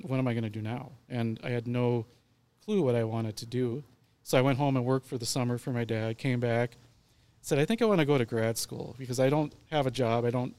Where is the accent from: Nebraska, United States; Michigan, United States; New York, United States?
Nebraska, United States; Kimball; also born or lived in Tampa Bay area, Florida; I was born in Kimball. We ended up in the Tampa Bay area for about 5 years when I was younger.